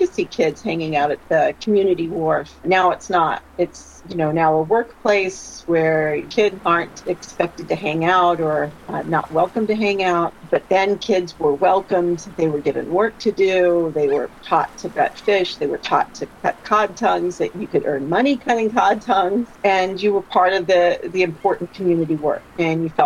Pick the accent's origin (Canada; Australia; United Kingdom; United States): Canada; Newfoundland and Labrador; moved away as an adult; come back home to Newfoundland, where I grew up